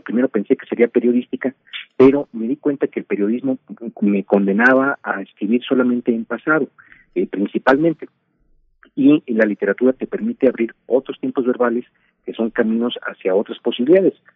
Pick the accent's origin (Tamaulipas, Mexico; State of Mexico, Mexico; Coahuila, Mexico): Tamaulipas, Mexico; Tampico; mi infancia en Tampico, Tamaulipas.